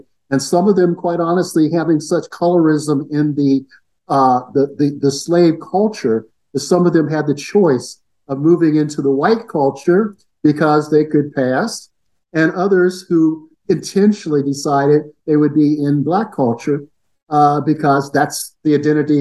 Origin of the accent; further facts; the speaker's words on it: Columbus, Ohio, United States; also born or lived in Rochester, New York; now in Bellingham, United States; I grew up in Columbus, Ohio